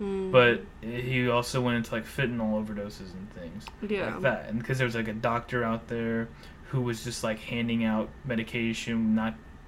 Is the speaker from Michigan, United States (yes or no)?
no; Louisiana, United States; also born or lived in Lafayette, Louisiana / New Orleans / Baton Rouge; I was born and raised in Lafayette, Louisiana. Well, born in Lafayette, raised in a shitty little country town.